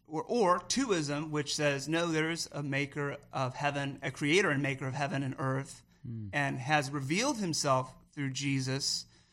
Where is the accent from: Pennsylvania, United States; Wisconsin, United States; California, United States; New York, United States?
California, United States; San Diego; moved away as an adult; So we made the great trek from shore to shore in November. So we're from San Diego, California.